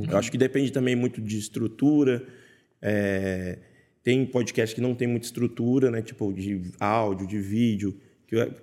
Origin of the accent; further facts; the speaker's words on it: Bahia, Brazil; born there; lá onde eu nasci, na Bahia, também come